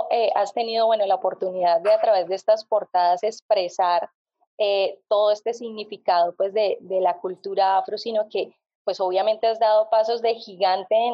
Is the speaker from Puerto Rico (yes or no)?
no; Puerto Boyacá, Boyacá, Colombia; moved away as an adult; also born or lived in Mexico; now in New York, United States; mi pueblo, Puerto Boyacá, que fue donde nací